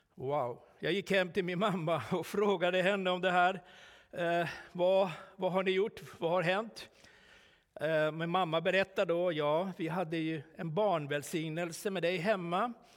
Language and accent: Swedish; Finland; moved away; also born or lived in Sweden; hemma i Finland